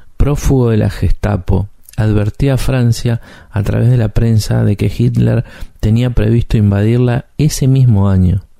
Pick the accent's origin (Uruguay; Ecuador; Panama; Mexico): Uruguay; un uruguayo